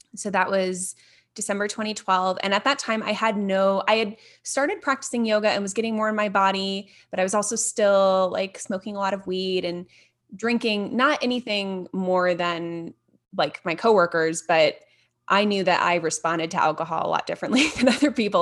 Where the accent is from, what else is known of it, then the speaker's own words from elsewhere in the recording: Fort Wayne, Indiana, United States; moved away as an adult; now in Denver, United States; I'm from the Midwest, so I grew up in northern Indiana in Fort Wayne, which most people probably have not heard of, but moved down to a suburb of Indianapolis when I was twelve.